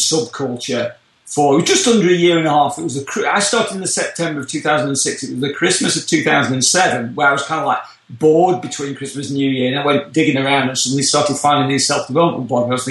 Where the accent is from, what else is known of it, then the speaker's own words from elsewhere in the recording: United Kingdom; moved away as an adult; now in Orlando, United States; we can tell from my accent I come from a little bit further away over the pond from the UK originally